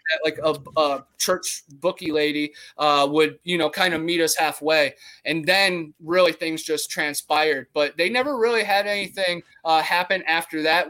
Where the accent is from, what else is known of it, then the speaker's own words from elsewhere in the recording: Brunswick, Ohio, United States; I grew up in Ohio, where we had the Ohio Grassman